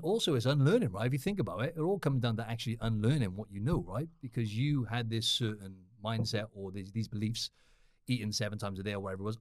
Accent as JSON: {"language": "English", "town": "Cardiff", "region": "Wales", "country": "United Kingdom", "said": "I'm from Wales in the U K"}